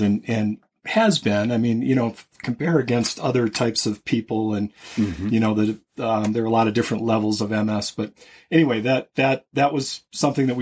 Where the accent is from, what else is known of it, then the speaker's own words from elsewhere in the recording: Minnesota, United States; moved away; I grew up in Minnesota